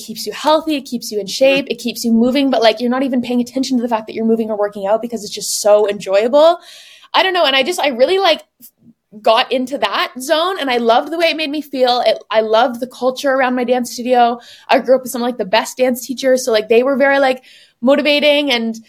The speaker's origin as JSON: {"language": "English", "town": "Woodstock", "region": "Ontario", "country": "Canada", "tie": "born or raised there", "moved": "yes", "lives_now": "Paris, France", "said": "I grew up in Woodstock, Ontario, which is 2 hours from Toronto"}